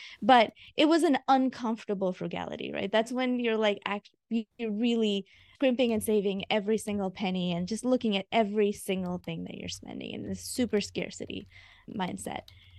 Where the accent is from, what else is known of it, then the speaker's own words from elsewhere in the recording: India; moved away; also born or lived in Augusta, United States; I am a first generation immigrant. I moved from India back in 1995 straight to Augusta, Georgia.